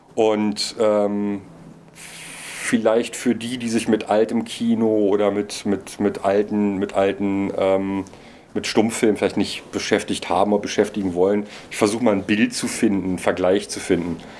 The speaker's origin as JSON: {"language": "German", "region": "Berlin", "country": "Germany", "said": "Als Berliner"}